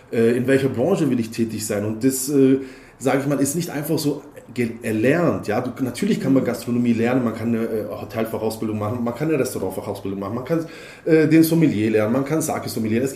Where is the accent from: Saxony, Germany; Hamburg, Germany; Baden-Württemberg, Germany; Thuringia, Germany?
Baden-Württemberg, Germany; Heidenheim an der Brenz; born there; Ich bin geboren in Heidenheim an der Brenz und äh, am 4. September 1981